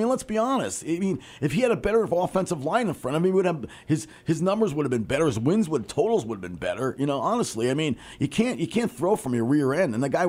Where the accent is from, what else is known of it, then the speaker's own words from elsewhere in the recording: Atlanta, Georgia, United States; moved away; a friend of mine I grew up with in Atlanta